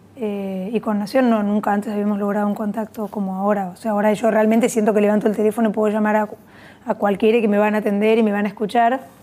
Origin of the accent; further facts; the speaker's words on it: Buenos Aires, Argentina; yo viví de chica siempre acá en Buenos Aires